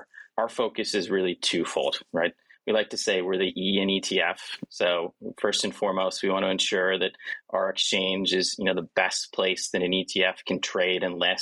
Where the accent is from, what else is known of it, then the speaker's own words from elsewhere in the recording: Montana, United States; also born or lived in South Carolina / North Carolina / Philadelphia / New York City; now in Providence, United States; I'm a kid from Montana, right? So I grew up in Montana